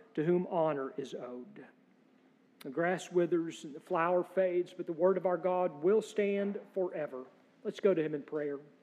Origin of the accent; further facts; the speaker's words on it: United States; as American Presbyterians